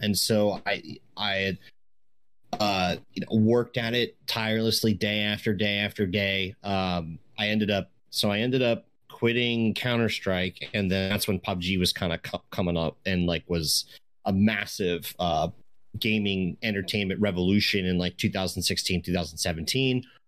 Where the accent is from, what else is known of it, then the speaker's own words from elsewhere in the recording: East Coast, United States; now in Washington, United States; I grew up on the East Coast